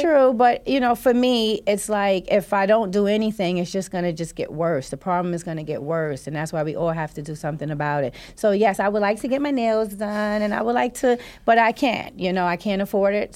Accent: New York City, New York, United States; now in Canarsie, Brooklyn, United States; I'm from Brownsville

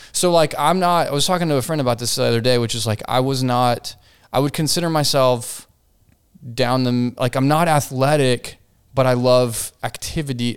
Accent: Fort Worth, Texas, United States; Here, Fort Worth, Texas

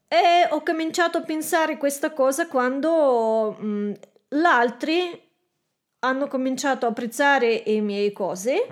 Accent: Belarus; Italian is a second language; moved away as an adult; now in Italy; Provengo da Bielorussia.

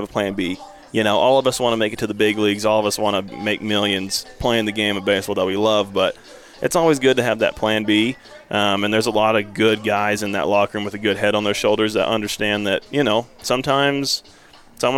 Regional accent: New Mexico, United States; I was from New Mexico

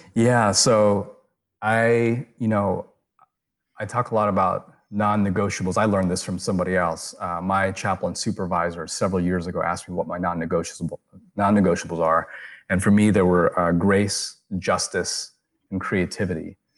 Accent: United States; me being Asian American, me having an Eastern upbringing

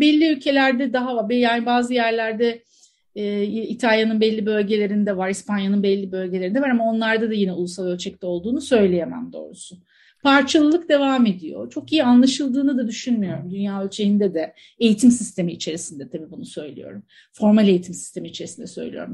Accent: Antakya, Hatay, Turkey; Çok doğanın içerisinde büyümüş Antakyalı birisiyim

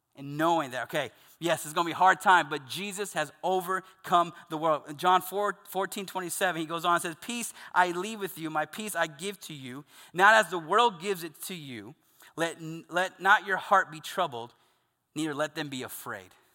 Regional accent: the South, United States; I grew up Southern Baptist in the South

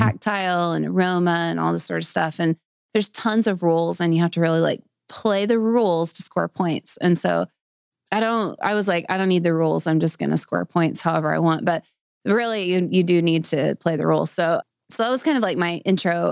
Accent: Springdale, Arkansas, United States; I grew up in Springdale, so I've been here my whole life. I've never lived anywhere else.

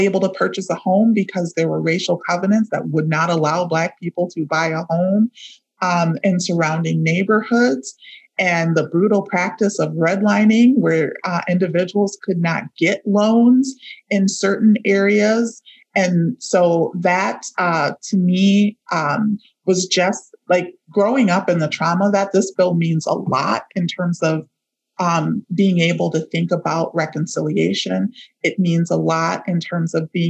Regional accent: St. Paul, Minnesota, United States; And I grew up in St. Paul. I grew up in the Frogtown neighborhood

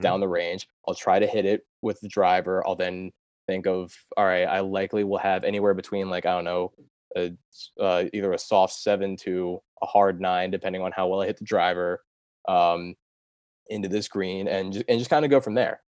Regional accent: Delaware, United States; moved away as an adult; also born or lived in Pennsylvania / outside Manhattan, New York; I'm from Delaware originally

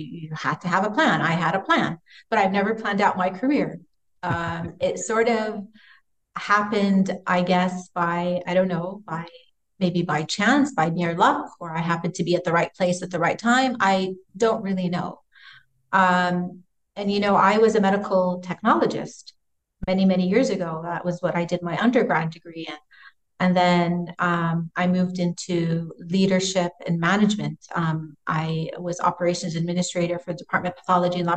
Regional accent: California, United States; now in Saudi Arabia; I grew up in California

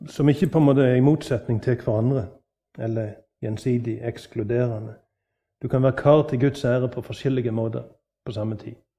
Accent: Norway; På min dialekt hjemme på Vatland

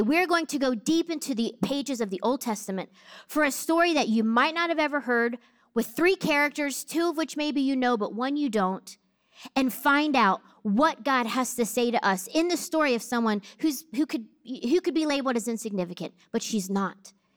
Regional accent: New Jersey, United States; I grew up in Jersey

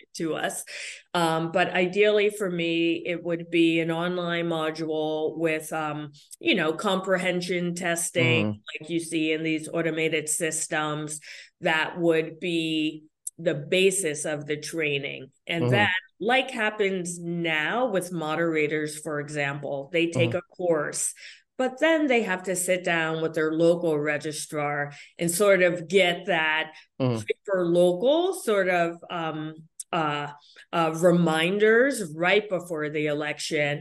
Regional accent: Connecticut, United States; here in Connecticut, we're the land of steady habits

